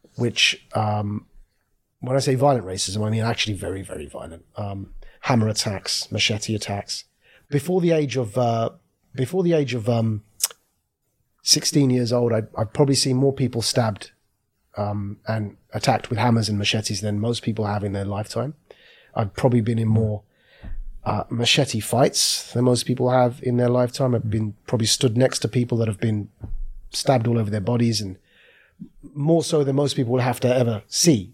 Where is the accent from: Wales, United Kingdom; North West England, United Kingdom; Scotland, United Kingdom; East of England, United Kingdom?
East of England, United Kingdom; Southend-on-Sea; born and raised in South End on Sea in Essex, a place next door to London